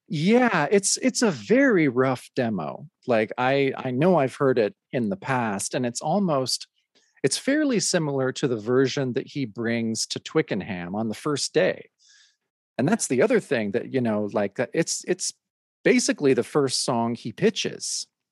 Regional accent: Mount Hood, Oregon, United States; we lived in a little trailer on the on uh, a mountain here in Oregon called Mount Hood

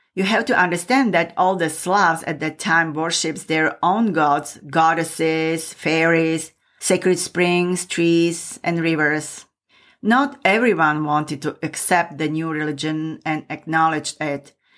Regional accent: Michalovce, Košice Region, Slovakia; moved away; I came from eastern Slovakia and my hometown is Michalovce.

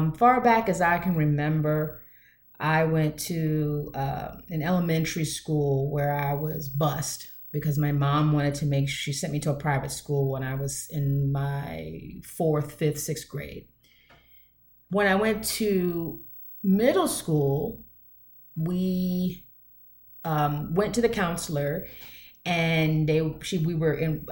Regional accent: United States; I am basically almost a 50-year-old Black woman born here in these United States of America

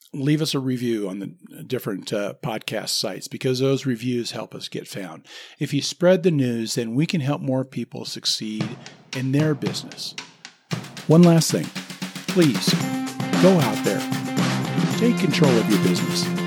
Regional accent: Lincoln, Nebraska, United States; moved away; I grew up in Lincoln, Nebraska

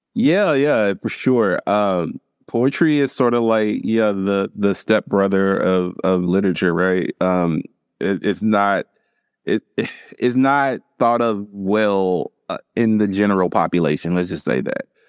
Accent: Louisville, Kentucky, United States; now in Eastern Kentucky, United States; Growing up in Louisville

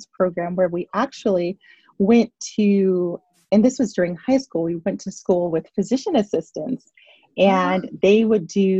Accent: Pittsburgh, Pennsylvania, United States; moved away as an adult; also born or lived in New York City; growing up in Pittsburgh

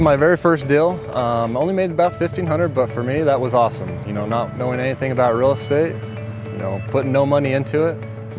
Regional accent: Pleasant Grove, Utah, United States; now in Provo, United States; So I grew up here in Pleasant Grove. We're in Provo now

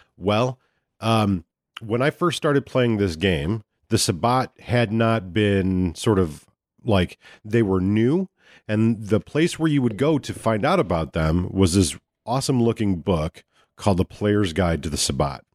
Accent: United States; we're American

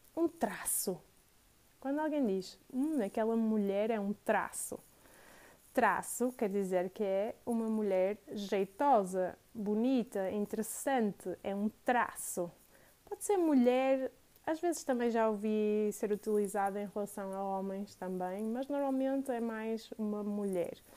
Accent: Porto, Norte, Portugal; also born or lived in Matosinhos / Vila Nova de Gaia; eu sou do Porto, moro no Porto, nasci no Porto, uh, fui criada no Porto

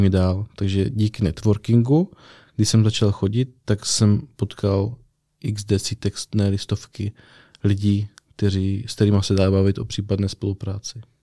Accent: Přerov, Olomouc Region, Czechia; also born or lived in Zlín; now in Brno, Czech Republic; jsem z Přerova, ale vzal jsem to ještě přes Zlín, kde jsem hrál basket a Brno jsem si zamiloval

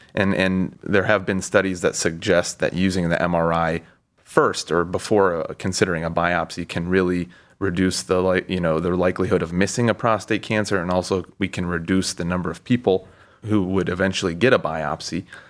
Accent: Cincinnati, Ohio, United States; moved away as an adult; also born or lived in Pittsburgh / Baltimore; now in Cleveland, United States; I'm from Cincinnati

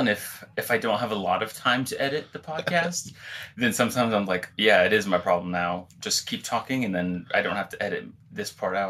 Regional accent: San Angelo, Texas, United States; I was born here in San Angelo.

